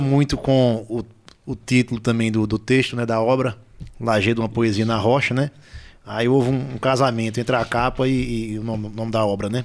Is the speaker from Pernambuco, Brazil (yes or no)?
yes; Lajedo, Pernambuco, Brazil; de outros lajedenses também que já saíram do nosso torrão